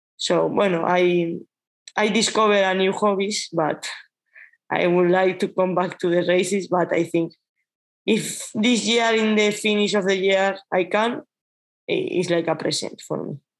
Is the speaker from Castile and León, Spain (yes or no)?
no; Basque Country, Spain; English is a second language; moved away as an adult; also born or lived in Catalonia; I'm from Basque Country